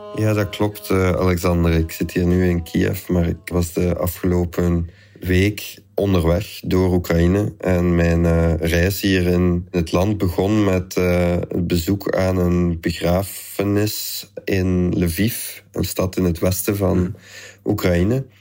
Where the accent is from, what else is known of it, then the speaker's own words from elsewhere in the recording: Flanders, Belgium; bij ons in Vlaanderen